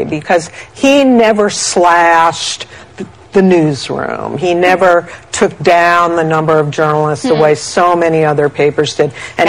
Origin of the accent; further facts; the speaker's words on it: New York, United States; I grew up here in New York